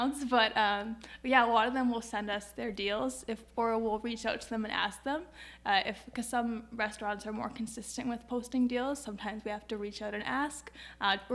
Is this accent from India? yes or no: no; Woodstock, Ontario, Canada; moved away as an adult; also born or lived in Waterloo; now in Kitchener, Canada; I'm from Woodstock, dairy capital of Ontario.